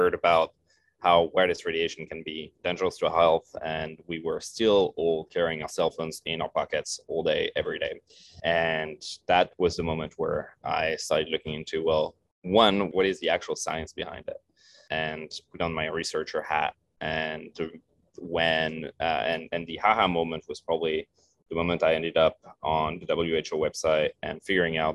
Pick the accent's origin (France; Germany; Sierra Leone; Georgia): France; moved away as an adult; also born or lived in Paris; now in Santa Monica, United States; growing up in France